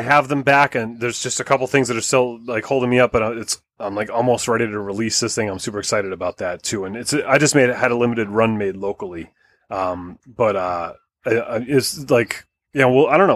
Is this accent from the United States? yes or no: yes; Connecticut, United States; my hometown of Connecticut